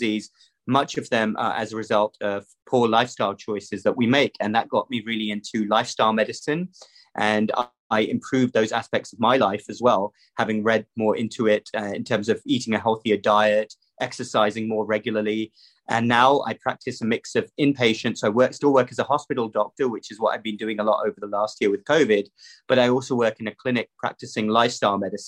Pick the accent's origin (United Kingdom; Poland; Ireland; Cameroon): United Kingdom; London; moved away as an adult; also born or lived in Cardiff; now in United States; So I grew up in the UK across the pond. I was born in London, grew up over there, went to high school in a town right outside the city.